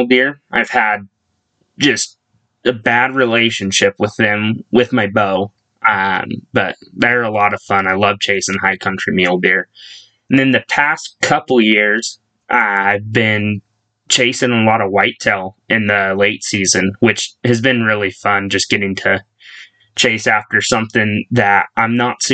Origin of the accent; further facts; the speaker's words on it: Ogden, Utah, United States; moved away as an adult; now in Rigby, United States; I'm from Ogden, Utah, originally, but 3 years ago-ish, I actually moved down to Idaho.